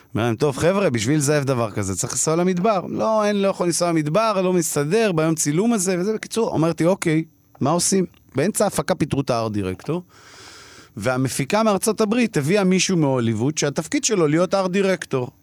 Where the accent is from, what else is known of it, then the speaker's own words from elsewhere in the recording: Israel; אני למזלי גדלתי בפריפריה, רחוק מהמציאות התל אביבית